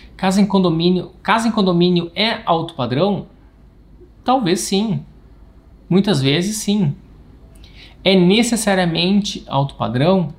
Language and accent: Portuguese; Rio Grande do Sul, Brazil; Não sei se tem algum gaúcho por aqui, eu sou o único